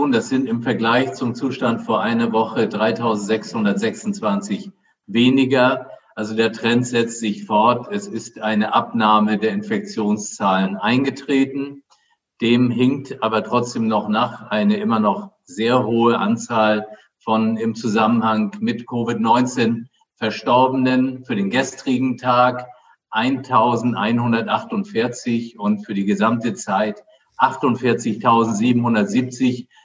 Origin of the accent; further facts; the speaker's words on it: Flensburg, Schleswig-Holstein, Germany; born there; Was äh, mich ein bisschen erinnert an meine Geburtsstadt Flensburg